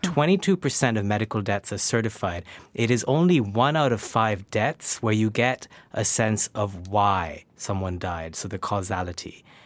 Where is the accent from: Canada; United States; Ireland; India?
India; Kolkata, West Bengal; moved away; growing up in Calcutta